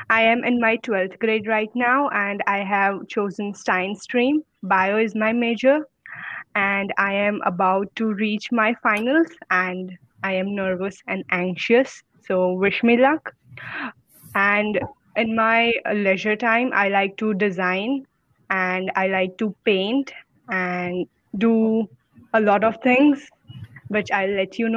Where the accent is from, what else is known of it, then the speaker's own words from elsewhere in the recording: Gujarat, India; I am from Gujarat, India, and I am 17. I'll just turn 18 in a few months